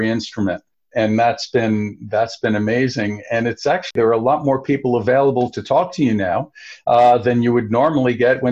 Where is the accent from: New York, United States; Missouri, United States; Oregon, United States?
New York, United States; growing up in New York